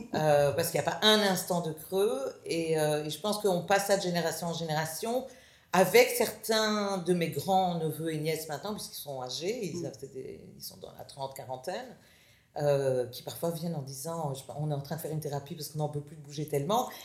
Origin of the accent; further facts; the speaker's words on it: Brussels, Brussels-Capital Region, Belgium; moved away as an adult; also born or lived in United States / Israel; Je suis née à Bruxelles, famille de quatre filles